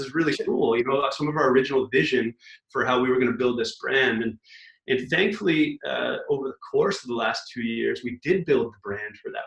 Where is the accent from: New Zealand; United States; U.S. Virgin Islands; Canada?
Canada; Vancouver, British Columbia; also born or lived in Toronto; we're from Vancouver, uh, but we've been in Toronto for nearly five years